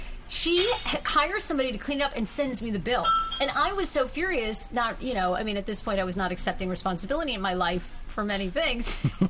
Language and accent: English; Wiscasset, Maine, United States; I grew up in Wiscasset, Maine.